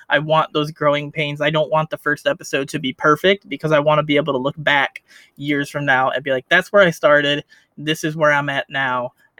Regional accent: Chicago, Illinois, United States; Chicago, Illinois, United States.

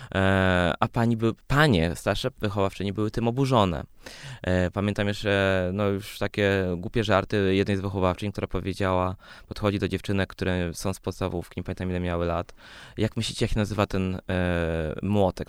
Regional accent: Poland; born or raised there; also born or lived in Sweden

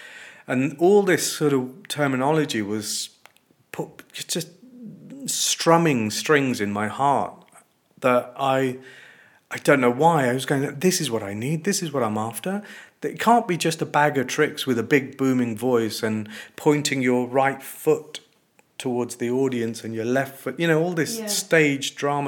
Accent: Coventry, West Midlands, United Kingdom; I'm a kid from a corner shop in Coventry

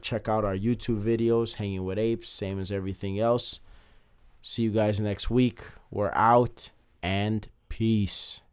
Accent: Chicago, Illinois, United States; I'm from Chicago

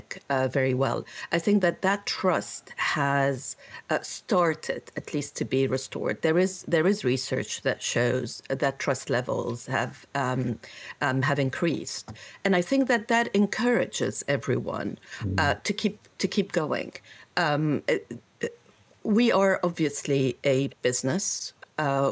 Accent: Beirut, Beirut Governorate, Lebanon; moved away as an adult; also born or lived in United States; now in London, United Kingdom; I grew up in Beirut

